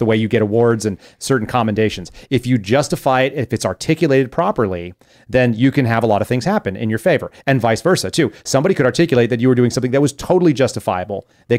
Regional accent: Texas, United States; So that's also terrifying because I grew up in Texas.

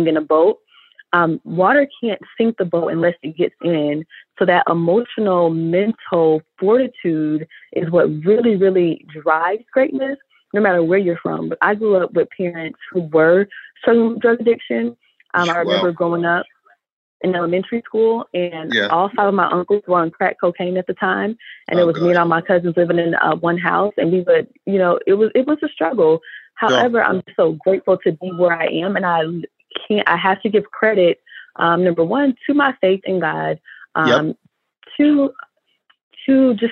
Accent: Orlando, Florida, United States; So I grew up here in Orlando, Florida.

